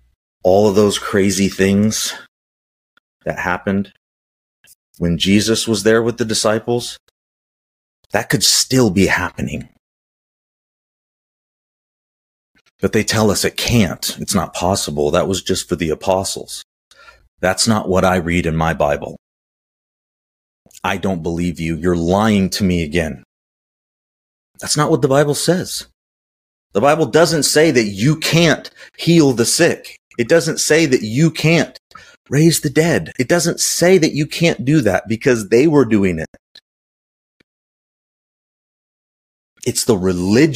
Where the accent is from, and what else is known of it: United States